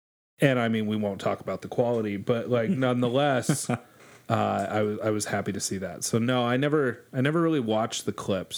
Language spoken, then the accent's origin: English; West Coast, United States; I grew up on the West Coast